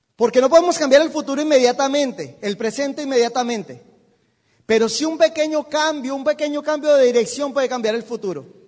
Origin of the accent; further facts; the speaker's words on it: Bogotá, Colombia; yo soy de Bogotá, no hay mar